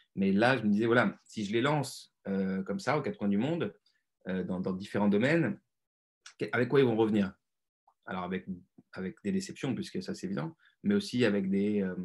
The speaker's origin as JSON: {"language": "French", "town": "Lyon", "region": "Auvergne-Rhône-Alpes", "country": "France", "said": "Je viens de Lyon, d'une classe moyenne"}